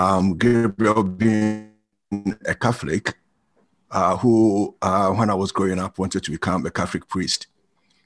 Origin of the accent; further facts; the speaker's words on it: Brong-Ahafo, Ghana; moved away as an adult; also born or lived in Kumasi, Ghana / United Kingdom; I grew up in Ghana, came to the UK in 1990